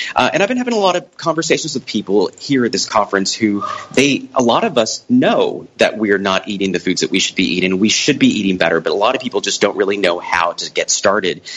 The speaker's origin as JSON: {"language": "English", "town": "Brownsville", "region": "Texas", "country": "United States", "tie": "born or raised there", "said": "I grew up on the South Texas Mexican border uh, in a town called Brownsville"}